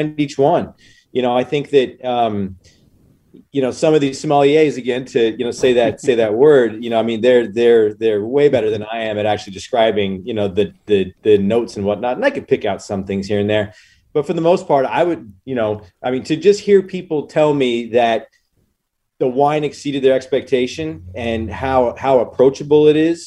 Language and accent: English; Walla Walla, Washington, United States; I was raised in Walla Walla, Washington, which is a wine town. And I got to see some really special things happening in my hometown.